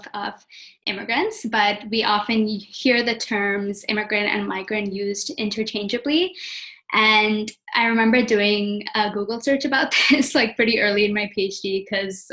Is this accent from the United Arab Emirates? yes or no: yes; Abu Dhabi, United Arab Emirates; moved away as an adult; also born or lived in Nova Scotia, Canada / India (ancestry); now in Vancouver, Canada; I'm of Indian origin, but I was born and raised in Abu Dhabi in the United Arab Emirates